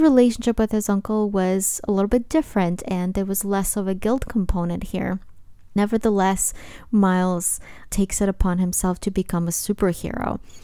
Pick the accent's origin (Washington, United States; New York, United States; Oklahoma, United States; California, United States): New York, United States; New York City; a young teenager from Brooklyn, my hometown